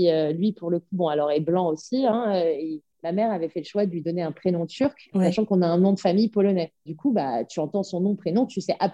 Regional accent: France; quelle que soit la manière dont je suis traitée ici, je suis française.

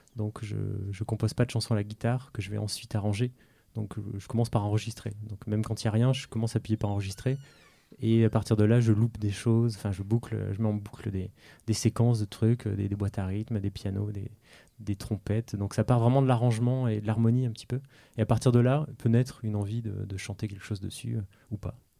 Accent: France; je suis français né en France

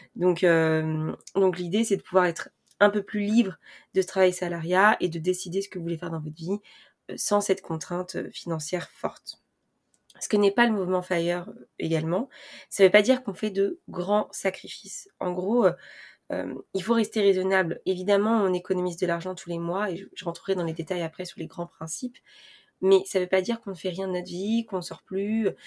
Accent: France; pour nous les Français

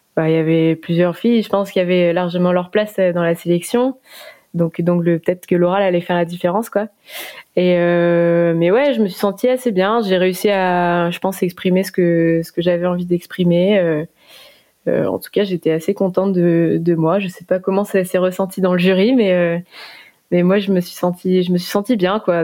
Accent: Morlaix, Brittany, France; je suis d'origine de Morlaix, donc j'ai commencé la voile dans la, dans baie de Morlaix toute petite euh, en famille

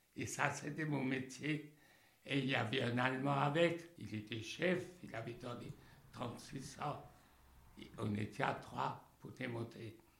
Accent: Rosheim, Grand Est, France; je suis, d'Alsace

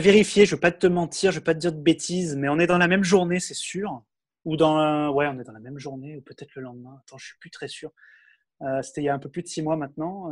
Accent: France; j'ai 35 ans, je suis français

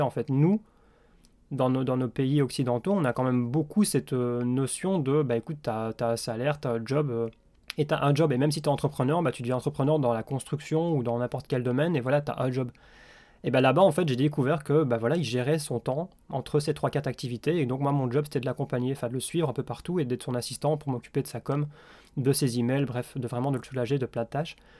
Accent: Belgium; also born or lived in Liège / Australia; je suis belge.

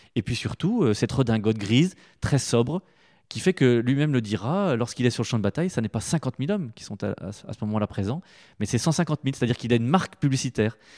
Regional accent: Épinal, Grand Est, France; also born or lived in Plombières-les-Bains; je suis né à Épinal

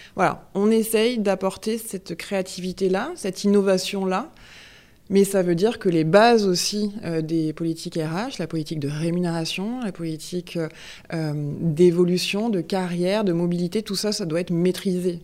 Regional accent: Marseille, Provence-Alpes-Côte d'Azur, France; moved away; also born or lived in Grenoble area; je suis fille de Marseillais, parents marseillais, grands-parents, arrière-grands-parents. Euh, donc euh, euh, c'est là où j'ai passé toute ma jeunesse

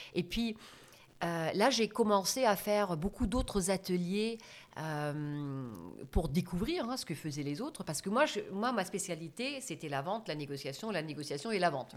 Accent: Germany; French is a second language; moved away as an adult; also born or lived in United States / France / Italy; je suis née en Allemagne, dans une famille euh, d'origine agriculteur, vignerons. Mhm. Mes parents, euh, eux, avaient une concession Fiat. Et euh, euh, j'ai grandi, en fait, entre guillemets, bêtement en Allemagne

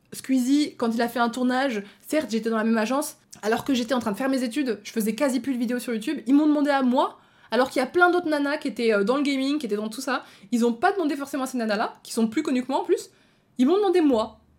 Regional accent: Belgium; Je suis même pas française, je suis belge

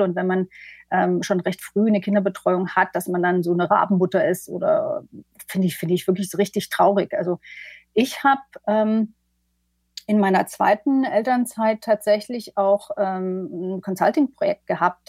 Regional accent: eastern Germany, Germany; moved away; also born or lived in London; ich komme ja selber aus dem Osten ursprünglich

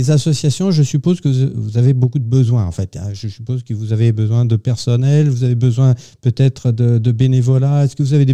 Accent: Burgundy, Bourgogne-Franche-Comté, France; accent: Burgundian; je suis bourguignonne de naissance.

